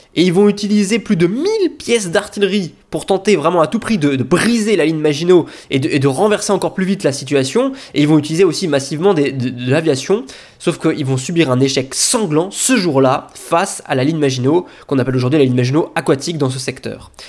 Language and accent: French; Lorraine, Grand Est, France; chez nous en Lorraine